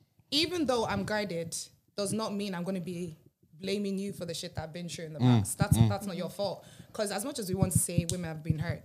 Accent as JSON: {"language": "English", "region": "County Carlow", "country": "Ireland", "said": "I am not from Dublin. I do not hang around the streets of Dublin. I'm from the county, Carlow."}